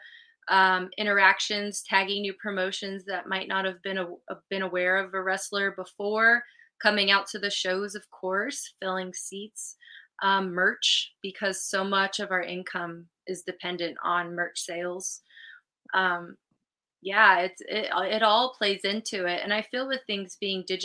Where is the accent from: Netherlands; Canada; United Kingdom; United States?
United States; California; moved away; I'm from California originally. It's my home state.